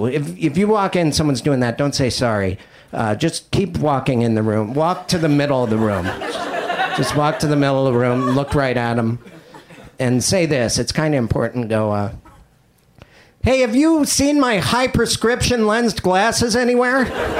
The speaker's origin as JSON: {"language": "English", "region": "Montana", "country": "United States", "tie": "born or raised there", "said": "Yeah, I was raised and bred in Montana. And as a child, I ate nothing but raisin bread."}